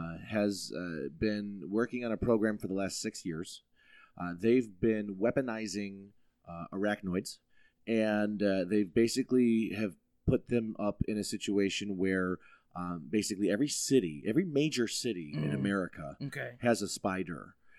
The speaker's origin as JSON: {"language": "English", "country": "United States", "said": "I'm an American, damn it. I called them."}